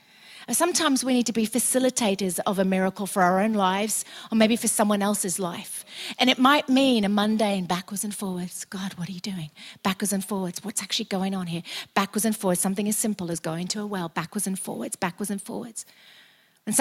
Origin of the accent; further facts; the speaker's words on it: United Kingdom; also born or lived in Australia; we're British